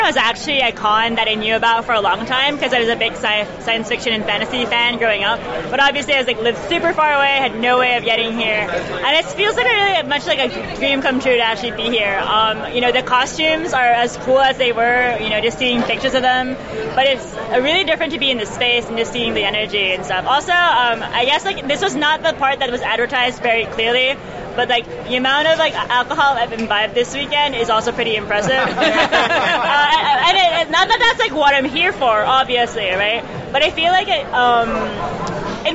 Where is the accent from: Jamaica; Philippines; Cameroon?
Philippines; now in Michigan, United States; I'm from the Philippines originally, but I'm here in, like, I come from, like, Michigan right now